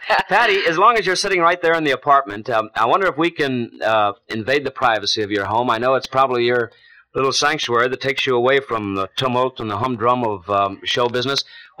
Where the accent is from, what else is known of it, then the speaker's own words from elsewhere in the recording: Chicago, Illinois, United States; I was born and raised in Chicago.